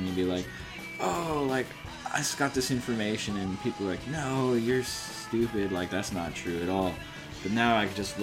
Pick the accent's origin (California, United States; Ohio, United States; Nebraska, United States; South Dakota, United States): California, United States; Los Angeles; now in Tokyo, Japan; I'm a Californian, I'm from